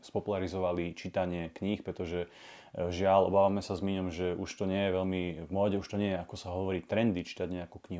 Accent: Slovakia; sme aj my, Slováci, Západ

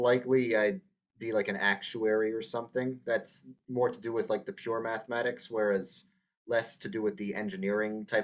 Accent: New York, United States; moved away as an adult; now in Texas, United States; I'm originally from New York, born and raised, not the city, not upstate, somewhere in between

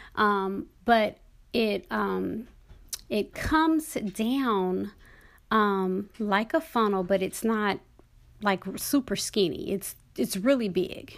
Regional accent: Dallas, Texas, United States; moved away; also born or lived in Oklahoma; I grew up in Texas, But I didn't really, I mean, you know, I was in Dallas.

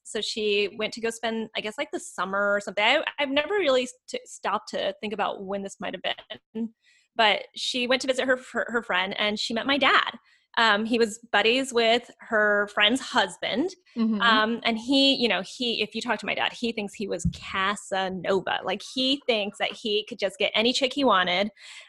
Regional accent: South Korea; born there; So she decides to have me in Korea. So I was born in Korea.

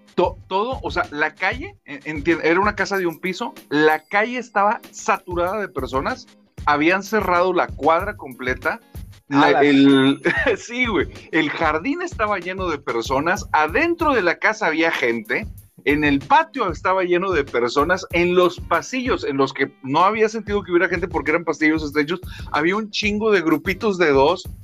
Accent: Monterrey, Nuevo León, Mexico; soy de Monterrey, Nuevo León.

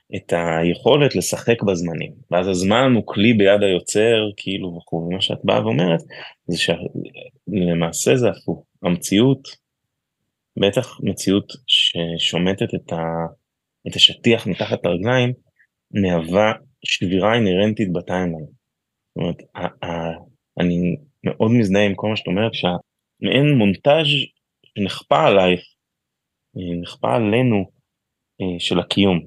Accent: Tel Aviv, Tel Aviv District, Israel; כתל אביבי טיפוסי

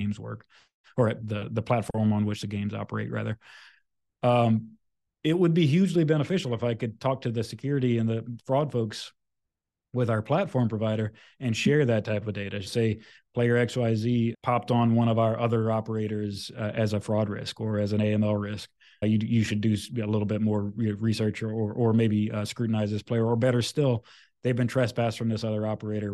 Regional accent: Louisiana, United States; moved away; I'm originally from Louisiana

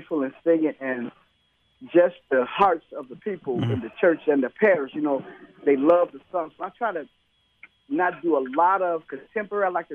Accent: Chicago, Illinois, United States; I'm from Chicago

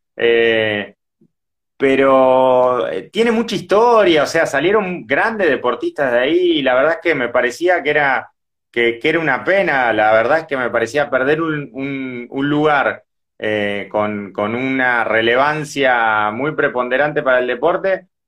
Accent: Avellaneda, Buenos Aires Province, Argentina; yo ni siquiera vivo cerca, yo soy de Avellaneda

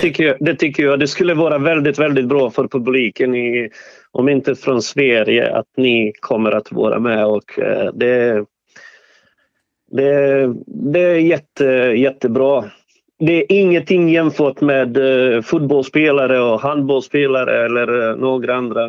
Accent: Sarajevo, Federation of Bosnia and Herzegovina, Bosnia & Herzegovina; Swedish is a second language; now in Sweden; jag är från ursprungligen, jag är född eh, i Sarajevo

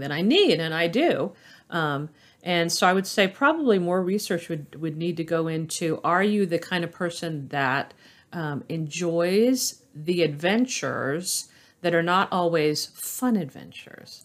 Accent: Orlando, Florida, United States; I was born in Orlando, Florida, and I've been in that area uh, my entire life

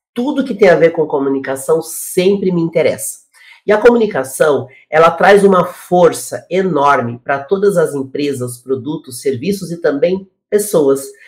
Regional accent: Paraná, Brazil; Eu sou do sul do Brasil, sou do Paraná

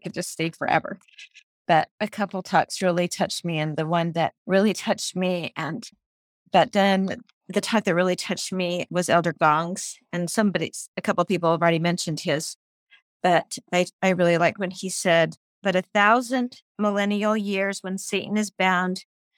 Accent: Sandy, Utah, United States; I'm from Utah, Sandy, Utah.

